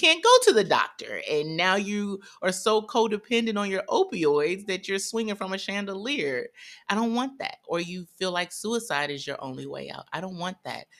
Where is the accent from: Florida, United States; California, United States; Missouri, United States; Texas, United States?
Missouri, United States; St. Louis; I'm from Saint Louis, Missouri, pretty conservative